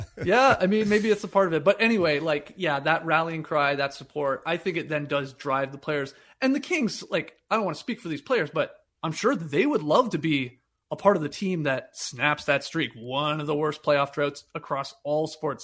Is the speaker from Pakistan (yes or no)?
no; Canada; despite being Canadian and going to school in Canada